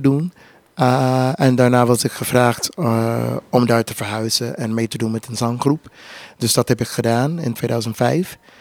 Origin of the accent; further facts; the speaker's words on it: Houston, Texas, United States; Dutch is a second language; moved away as an adult; also born or lived in Louisiana / Germany; ik ben Louisiana geboren, dat, dat is daarnaast. maar in Houston, Texas opgegroeid.